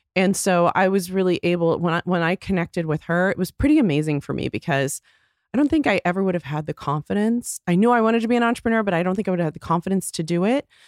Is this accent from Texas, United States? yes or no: yes; Texas, United States; moved away as an adult; also born or lived in Chicago; I grew up in Texas